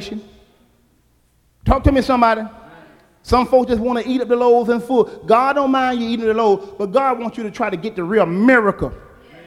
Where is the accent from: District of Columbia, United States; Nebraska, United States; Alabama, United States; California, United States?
Alabama, United States; when I was growing up in Alabama